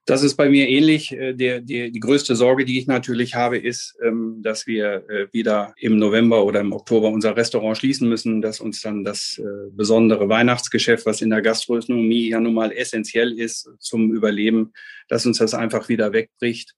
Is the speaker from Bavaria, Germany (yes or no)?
no; Bielefeld, North Rhine-Westphalia, Germany; Geboren bin ich in Bielefeld äh, bei Dr. Kramer in der Klinik und bis zu meinem Leben, 18. Lebensjahr hier gewesen